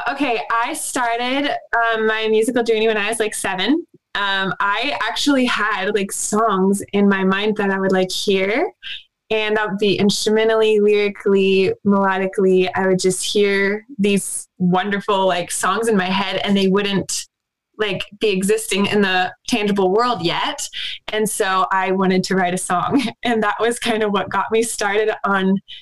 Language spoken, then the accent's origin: English; Southwest Missouri, United States; I actually grew up in a little town in Southwest Missouri